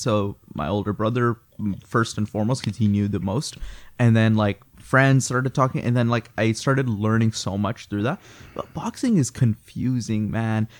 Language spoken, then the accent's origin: English; Chicago, Illinois, United States; now in Canada; I'm actually from Chicago